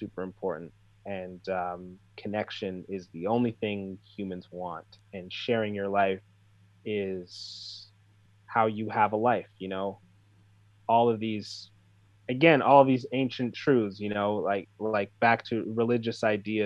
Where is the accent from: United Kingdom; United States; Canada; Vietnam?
Canada; I grew up here and I'm a Canadian and I'm part of Canadian culture